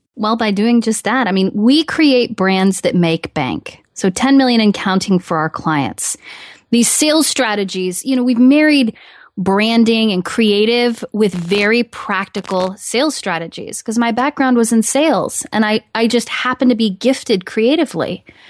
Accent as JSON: {"language": "English", "region": "Midwest", "country": "United States", "tie": "born or raised there", "said": "hometown, good old-fashioned, um, roots of the Midwest, hardworking people"}